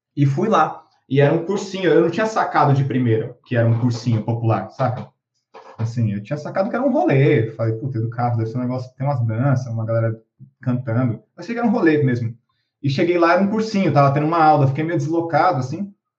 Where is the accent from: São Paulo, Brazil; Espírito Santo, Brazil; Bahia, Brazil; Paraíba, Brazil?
São Paulo, Brazil; São Vicente; Eu sou de São Vicente, né, litoral de São Paulo é, sou ali da região do Jockey